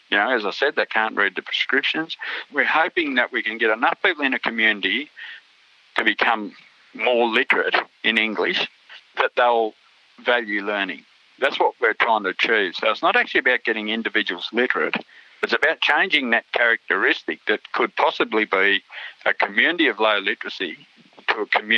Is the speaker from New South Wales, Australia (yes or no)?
yes; New South Wales, Australia; back in the 60s, I was born in 1956, so growing up in the 60s was pretty tough times out there, you know, racially, economically.